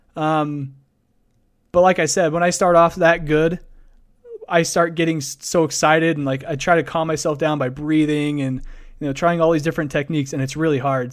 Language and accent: English; Idaho Falls, Idaho, United States; born or raised there